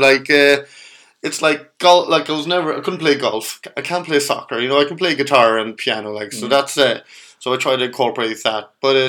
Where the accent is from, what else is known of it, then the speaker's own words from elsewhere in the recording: Kells, Leinster, Ireland; I come from Kells.